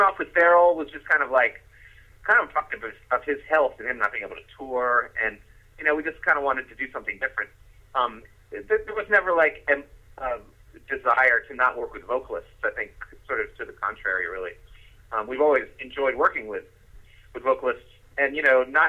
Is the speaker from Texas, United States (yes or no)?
no; D.C., District of Columbia, United States; moved away; also born or lived in New Orleans; the bass player and I grew up together in outside of Washington, D.C.